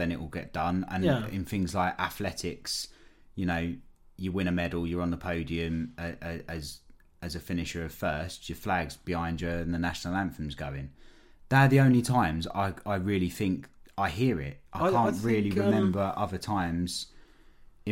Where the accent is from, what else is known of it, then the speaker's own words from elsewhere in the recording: United Kingdom; we're really patriotic and we're really, really British